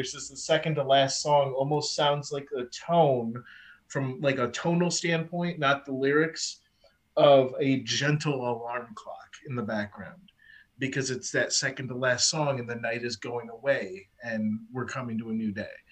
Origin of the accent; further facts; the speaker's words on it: United States; I'm an American